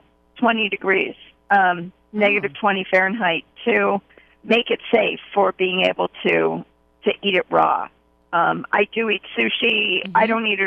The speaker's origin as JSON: {"language": "English", "town": "Pittsburgh", "region": "Pennsylvania", "country": "United States", "tie": "born or raised there", "said": "I grew up in Pittsburgh, Pennsylvania"}